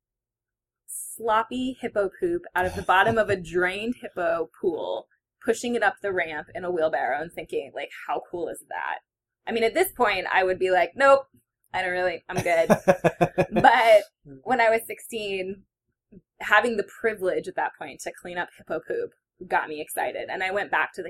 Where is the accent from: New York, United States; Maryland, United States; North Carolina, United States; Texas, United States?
New York, United States; Albany; I grew up in Albany, New York, about halfway between Montreal and New York City